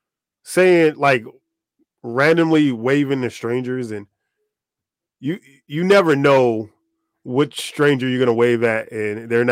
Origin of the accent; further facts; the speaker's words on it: San Diego, California, United States; We hail from San Diego